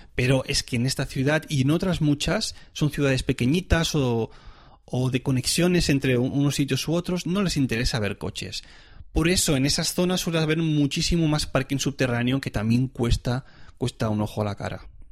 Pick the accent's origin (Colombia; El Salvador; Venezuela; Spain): Spain; now in Switzerland; yo soy español